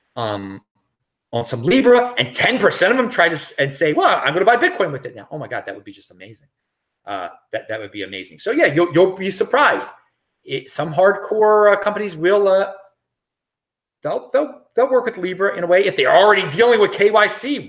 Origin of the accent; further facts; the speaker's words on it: Baltimore, Maryland, United States; moved away as an adult; I am from Baltimore originally